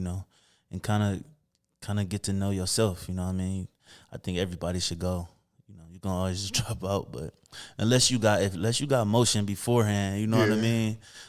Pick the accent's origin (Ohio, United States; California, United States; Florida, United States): Ohio, United States; Toledo; On Belmont. So 1600 block, 1676 Belmont to be exact. My granddad, grandmother house.